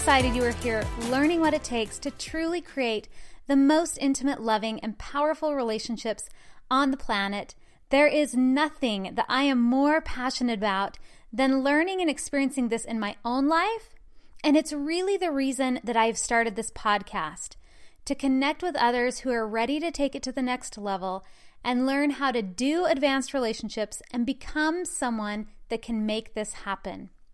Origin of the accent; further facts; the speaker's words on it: Utah, United States; I was born and raised in the Mormon religion in the state of Utah